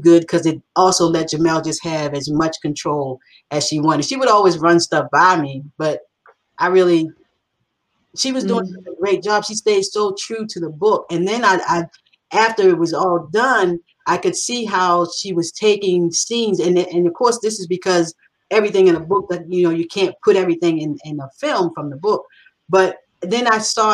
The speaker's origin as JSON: {"language": "English", "town": "Baltimore", "region": "Maryland", "country": "United States", "said": "I'm from Baltimore"}